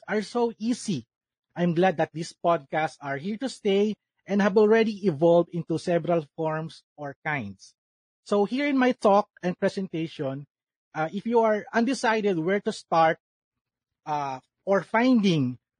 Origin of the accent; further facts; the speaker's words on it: Calabarzon, Philippines; I'm from Cavite, Philippines